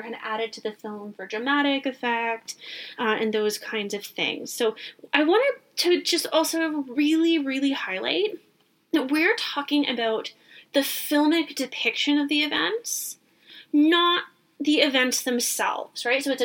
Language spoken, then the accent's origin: English; Canada; I am Canadian